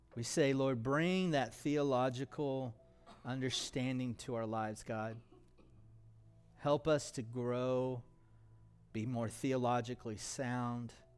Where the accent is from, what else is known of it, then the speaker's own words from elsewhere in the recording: United States; As American Christians